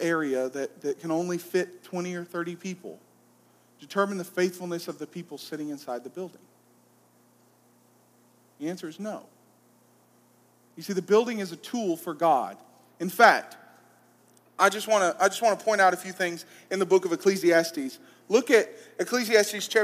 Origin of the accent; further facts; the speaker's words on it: Columbus, Georgia, United States; I'm from Columbus, Georgia.